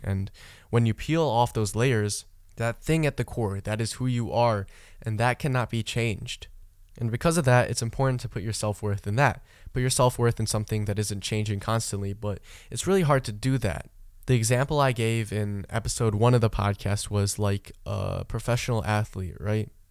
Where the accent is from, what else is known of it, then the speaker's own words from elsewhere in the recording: Michigan, United States; I grew up in Michigan, right? That is my home state. That's where I spent most of my life.